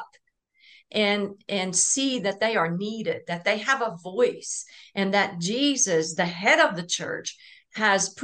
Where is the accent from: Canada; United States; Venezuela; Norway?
Norway; I'm from Norway